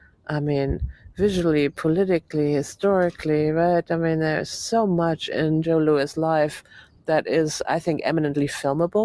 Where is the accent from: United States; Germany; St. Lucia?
Germany; moved away; I grew up in Germany.